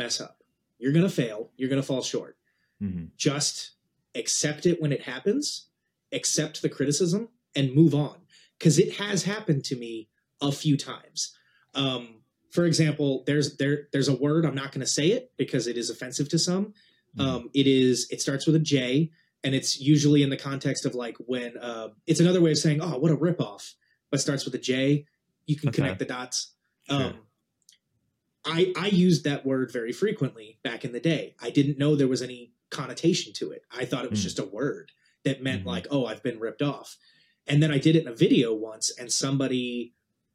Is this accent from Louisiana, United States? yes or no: no; New Jersey, United States; I grew up in New Jersey as a surfer kid.